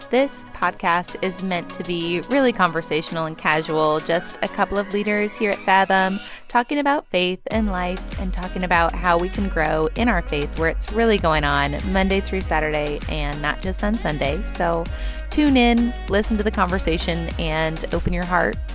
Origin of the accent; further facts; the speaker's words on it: Florida, United States; Growing up in Florida